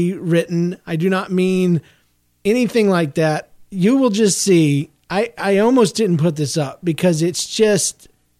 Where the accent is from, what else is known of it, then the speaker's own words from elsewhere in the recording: Philadelphia, Pennsylvania, United States; I am from Philadelphia. I am in 8th grade now, and I attend a normal school.